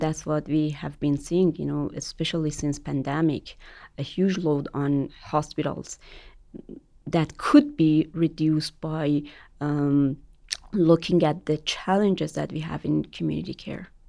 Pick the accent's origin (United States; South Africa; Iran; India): Iran; moved away as an adult; Iran, my home country